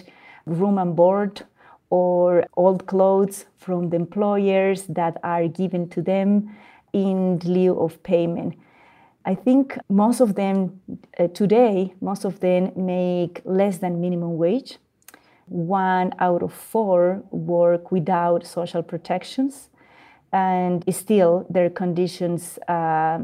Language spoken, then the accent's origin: English; Bolivia; moved away; also born or lived in Mexico / Canada; I am born and raised in Bolivia, and I am based in between Mexico and Canada.